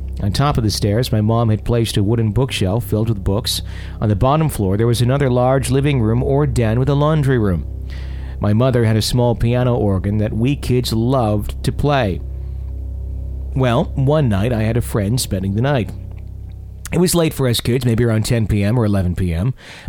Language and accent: English; Texas, United States; We're from Texas, but we never really traveled, so this was exciting.